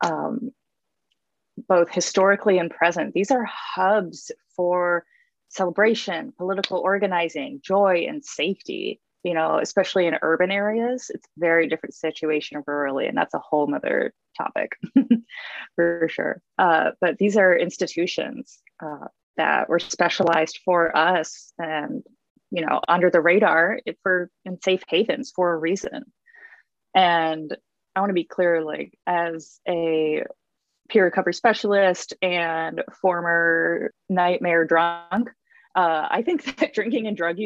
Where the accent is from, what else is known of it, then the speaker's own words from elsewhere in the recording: Midwest, United States; now in Portland, United States; I grew up in the Midwest